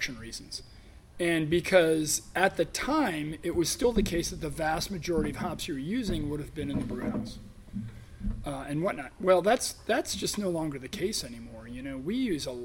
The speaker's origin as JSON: {"language": "English", "country": "United States", "said": "we as American brewers"}